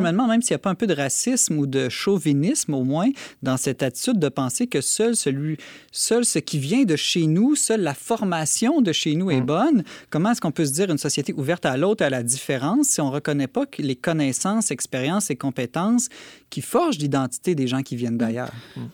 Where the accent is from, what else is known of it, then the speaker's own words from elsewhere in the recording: Quebec, Canada; chez nous au Québec